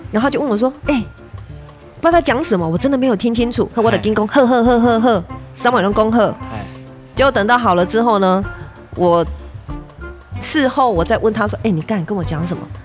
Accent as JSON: {"language": "Chinese", "region": "Pingtung County", "country": "Taiwan", "tie": "born or raised there", "moved": "as an adult", "said": "回来这一个，这个屏东，嗯，嗯，哈，我嗯。出生的地方，哈，嗯，来工作"}